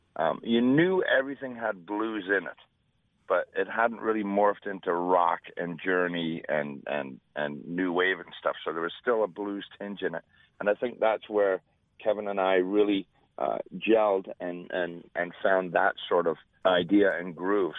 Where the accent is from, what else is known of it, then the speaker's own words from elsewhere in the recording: Scotland, United Kingdom; moved away; I was born in Scotland.